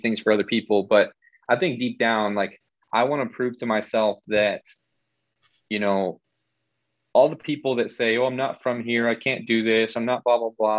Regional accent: Illinois, United States; moved away as an adult; now in Florida, United States; I'm originally from Illinois and I decided to kind of just pack everything up in my car and move down here

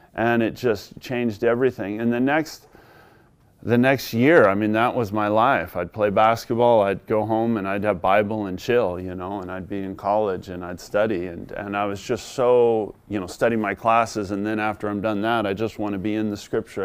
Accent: Southern California, United States; I grew up in Southern California

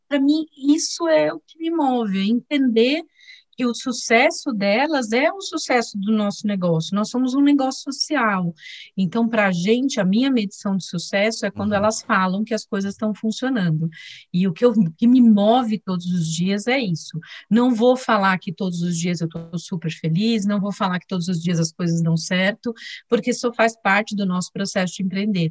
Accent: Diadema, São Paulo, Brazil; also born or lived in Sertão of Alagoas, Brazil; nós mudamos para Diadema, saímos de Alagoas, viemos para Diadema, é, uma cidade super é, difícil na época, né? era uma das cidades mais violentas do Brasil, e eu cresci lá

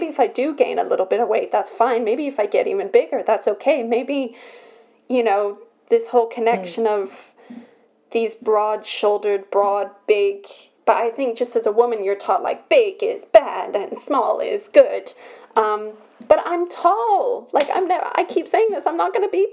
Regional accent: Belgium; I'm born in Belgium

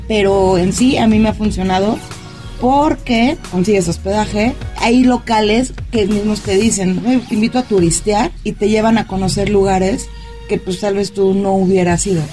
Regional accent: Mexico; de México, este, vengo a Barcelona por trabajo

